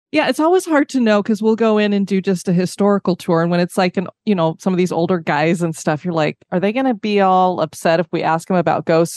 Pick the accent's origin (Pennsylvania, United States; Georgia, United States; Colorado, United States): Colorado, United States; I grew up in Colorado